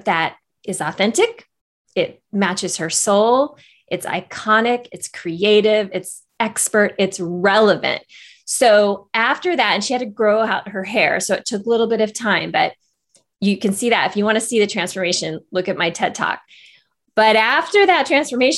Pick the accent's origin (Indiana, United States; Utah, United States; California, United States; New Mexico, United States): California, United States; Northern; moved away as an adult; also born or lived in Los Angeles / Silicon Valley; I live in my hometown, Northern California. And actually it was about 5 years ago, I moved here from Los Angeles